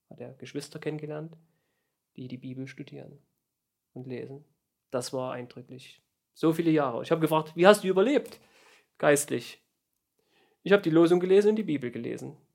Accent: East Germany, Germany; born there; Und ich bin ja ein gebürtiger Ostdeutscher.

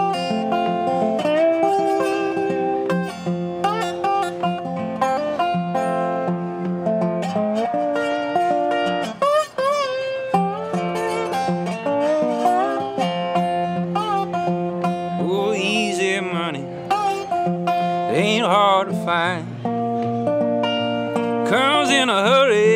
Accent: Metairie, Louisiana, United States; where I grew up in Metairie

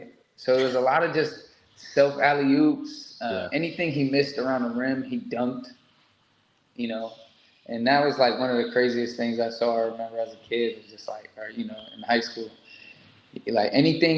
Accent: United States; being an American coming over

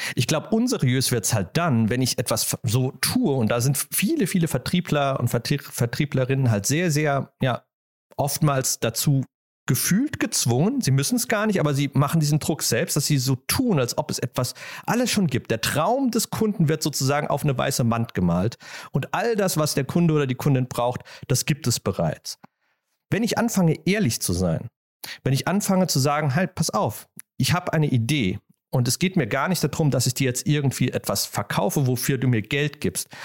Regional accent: Germany; als Deutscher

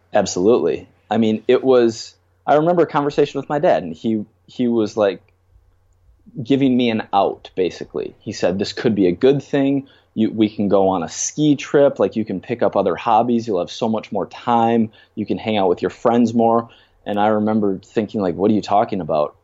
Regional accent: Minnesota, United States; now in New York City, United States; I grew up in Minnesota

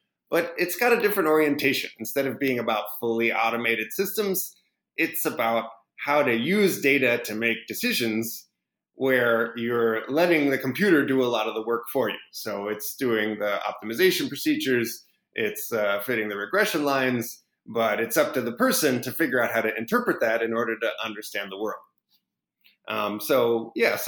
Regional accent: Minneapolis, Minnesota, United States; also born or lived in Pasadena, California; now in Berkeley, United States; I'm originally from Pasadena, but I grew up mostly in Minneapolis, which is a little bit colder than Pasadena

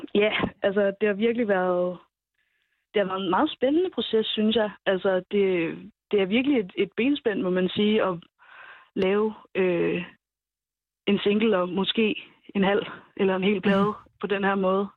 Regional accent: Vendsyssel, North Denmark Region, Denmark; jeg kommer selv fra Vendsyssel, fra Jørgen

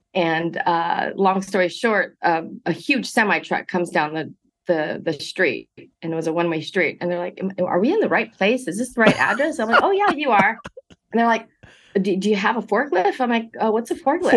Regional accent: Monterey Park, California, United States; I grew up in Monterey Park, uh, first generation college to attend USC

